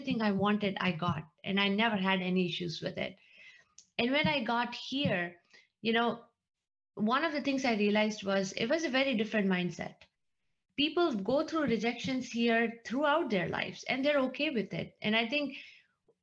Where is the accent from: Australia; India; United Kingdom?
India; moved away as an adult; I was born and brought up in India. I grew up in India. I came here after grad school